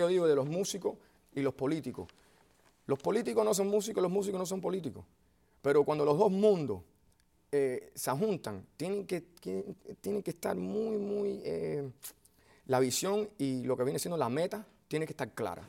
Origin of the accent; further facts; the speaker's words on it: Miami, Florida, United States; yo vengo de Miami